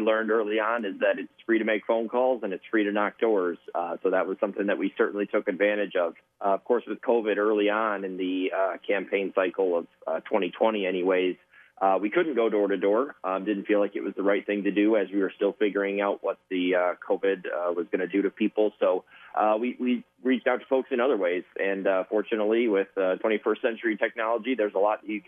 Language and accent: English; Port Huron, Michigan, United States; I was born and raised in the Port Huron area, attended local schools